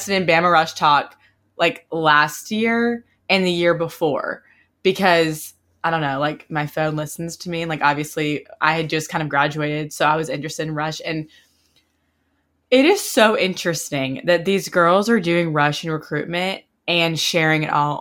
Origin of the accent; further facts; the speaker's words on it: Oxford, Mississippi, United States; growing up in Oxford and being from Oxford, going to Ole Miss